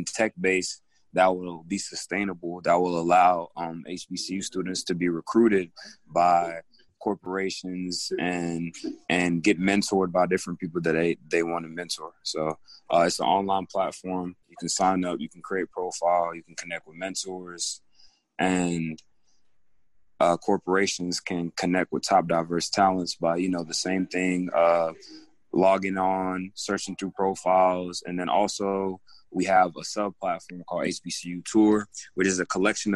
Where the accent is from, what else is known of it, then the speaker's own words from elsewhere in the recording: Greensboro, North Carolina, United States; also born or lived in Togo; I'm originally from Greensboro, North Carolina. I lived in Greensboro all my life, and my family is from Togo, West Africa. We migrated here early 2000s